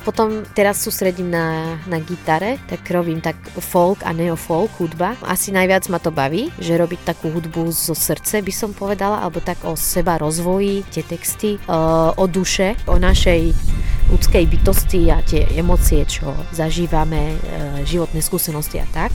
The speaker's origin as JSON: {"language": "Slovak", "country": "Syria", "also_born_or_lived": "Lebanon / Banská Bystrica, Slovakia", "second_language": "Slovak", "moved": "yes", "lives_now": "Slovakia", "said": "ja sa pochádzam zo Sýrie a prišla som na Slovensku za ocina lekára"}